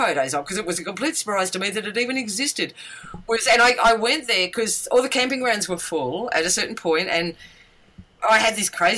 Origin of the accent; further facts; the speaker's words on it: Tasmania, Australia; I come from Tasmania